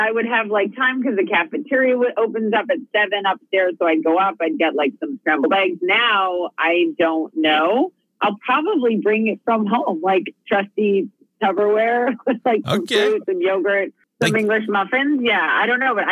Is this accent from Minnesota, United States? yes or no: yes; Minnesota, United States; moved away as an adult; We are from Minnesota, Alabama, Louisiana.